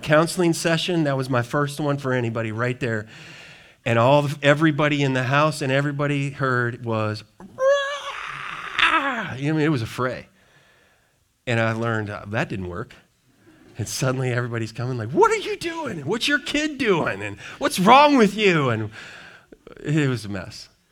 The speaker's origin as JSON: {"language": "English", "region": "Wisconsin", "country": "United States", "tie": "born or raised there", "moved": "yes", "lives_now": "Richmond, Michigan, United States", "said": "people I grew up with in Wisconsin"}